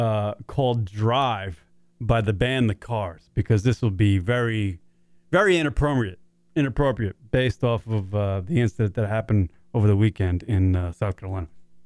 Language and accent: English; Ireland; I'm Irish. I like to drink.